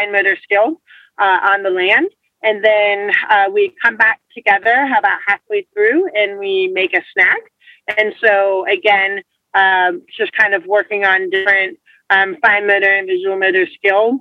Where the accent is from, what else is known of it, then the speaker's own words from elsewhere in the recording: Atlanta, Georgia, United States; I was born and raised in Atlanta, Georgia